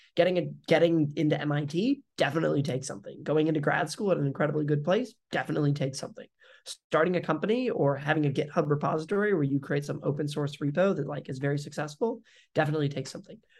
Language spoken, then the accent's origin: English; Springfield, Missouri, United States; moved away; also born or lived in Detroit, Michigan; I grew up actually then in Missouri, so in Springfield